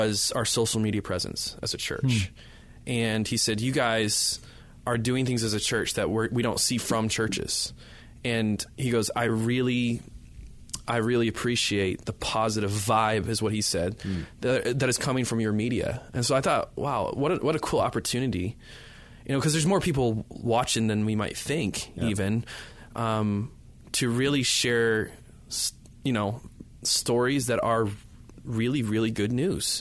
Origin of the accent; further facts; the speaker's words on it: United States; also born or lived in Alabama; now in Canada; I'm from the States. I grew up in the States